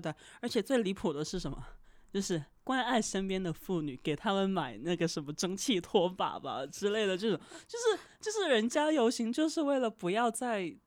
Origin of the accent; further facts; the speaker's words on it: Guangdong, China; 我是广东人嘛嗯。从小看港产片长大